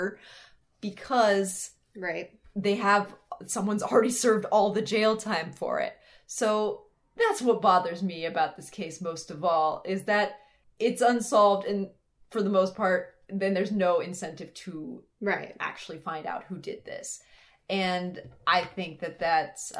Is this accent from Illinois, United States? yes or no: no; Montana, United States; We played Poplar in sports. They were pretty far away, like 5 hours away from my hometown